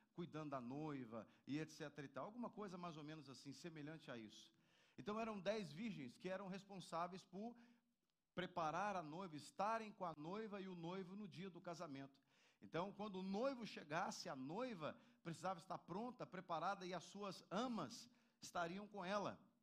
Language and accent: Portuguese; Minas Gerais, Brazil; moved away; lá na minha terra, lá em Minas Gerais